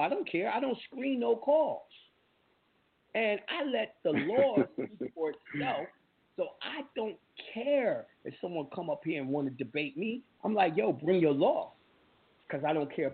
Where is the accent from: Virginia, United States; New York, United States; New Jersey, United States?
New York, United States; I'm a New Yorker